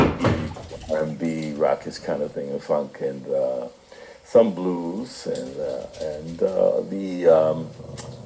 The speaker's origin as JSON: {"language": "English", "town": "Newark", "region": "New Jersey", "country": "United States", "tie": "born or raised there", "said": "I grew up in Newark, New Jersey"}